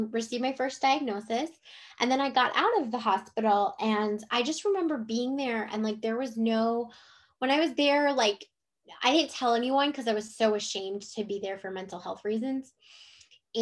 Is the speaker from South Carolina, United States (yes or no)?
no; Cleveland, Ohio, United States; moved away as an adult; also born or lived in Jacksonville, Florida; now in Chesapeake, United States; I'm from Cleveland, Ohio. So I moved from Cleveland, Ohio to Jacksonville, Florida